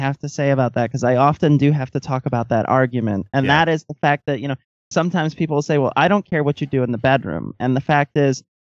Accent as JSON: {"language": "English", "area": "near Palmyra", "region": "East Coast", "country": "United States", "tie": "born or raised there", "said": "the fact that Mormonism basically started 20 minutes from where I grew up is bizarre"}